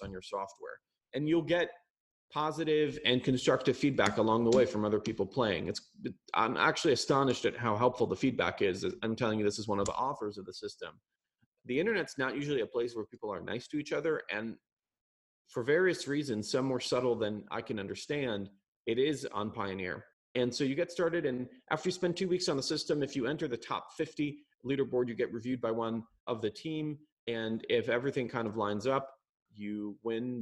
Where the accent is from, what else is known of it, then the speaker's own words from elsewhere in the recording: Jerusalem, Jerusalem District, Israel; I was born in Jerusalem.